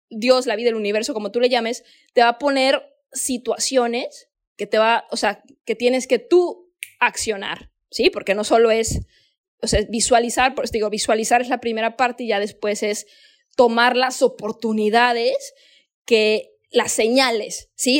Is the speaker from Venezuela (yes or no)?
no; Mexico; moved away as an adult; now in Bali, Indonesia; Yo soy mexicana